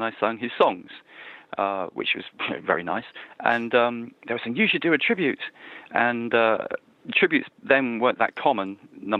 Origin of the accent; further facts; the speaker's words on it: Wimborne Minster, South West England, United Kingdom; I'm calling from my hometown. I live near a little Minster. You don't get many Minsters in this country anymore, but it's called Wimborne Minster, which is in southeast Dorset on the south coast of England.